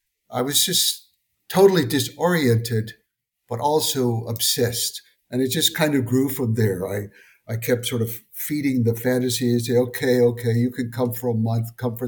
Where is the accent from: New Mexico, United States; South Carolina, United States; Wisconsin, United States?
South Carolina, United States; Darlington County; moved away as an adult; now in Mongolia; I'm an American citizen from South Carolina, Darlington County, South Carolina.